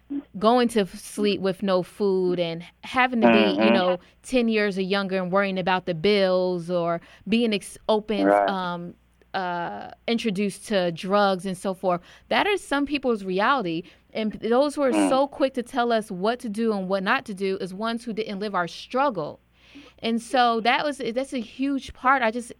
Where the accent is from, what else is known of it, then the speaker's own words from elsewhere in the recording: New Jersey, United States; I'm from New Jersey and I grew up in the inner city, you know, poverty and high crime rates